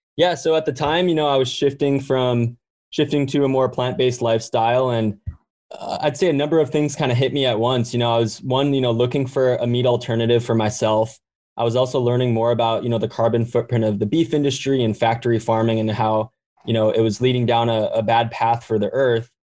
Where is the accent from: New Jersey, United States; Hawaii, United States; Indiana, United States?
Hawaii, United States; I grew up in Hawaii